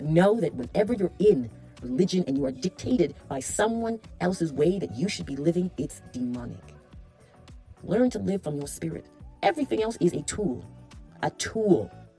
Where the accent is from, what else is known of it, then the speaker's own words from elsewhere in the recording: Toronto, Ontario, Canada; I remember growing up in Appleworth, Corporate Junior Public School. And a group of girls. Shout out to the Appleworth girls. I don't know where you are right now in Toronto, Canada.